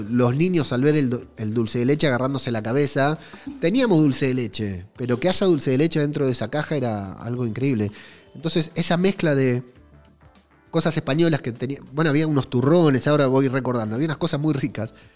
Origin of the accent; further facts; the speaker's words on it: Buenos Aires, Argentina; accent: porteño; moved away as an adult; now in Madrid, Spain; Hablo como argentino, hablo como un porteño de mierda